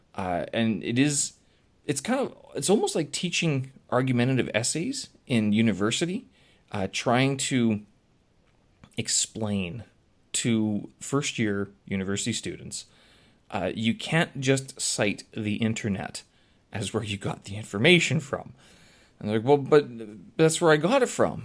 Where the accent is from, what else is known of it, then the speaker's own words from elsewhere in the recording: Canada; now in China; I'm Canadian.